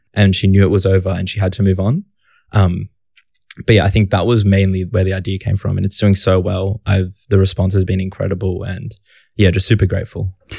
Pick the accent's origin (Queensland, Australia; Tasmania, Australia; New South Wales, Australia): New South Wales, Australia; Sydney; I grew up in Canterbury Bankstown